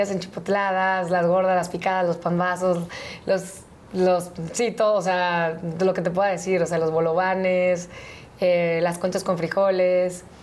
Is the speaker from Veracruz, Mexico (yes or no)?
yes; Veracruz, Mexico; moved away; also born or lived in Mexico City; Soy del Puerto, sí. Todos los domingos de mi vida fui a la playa.